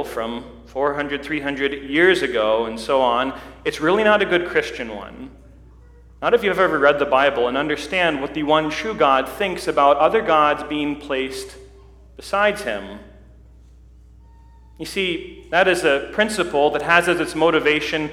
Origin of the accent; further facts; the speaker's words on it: United States; as an American